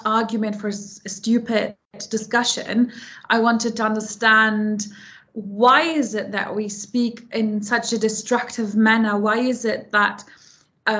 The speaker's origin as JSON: {"language": "English", "region": "Hamburg", "country": "Germany", "tie": "born or raised there", "also_born_or_lived": "London", "moved": "as an adult", "said": "I was born and raised in Germany, in Hamburg, in the north of Germany"}